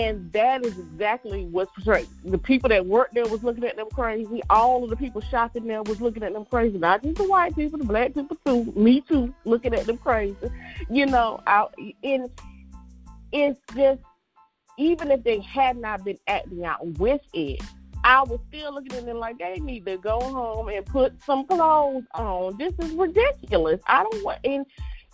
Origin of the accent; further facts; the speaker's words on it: the South, United States; I'm from the South too, old school raised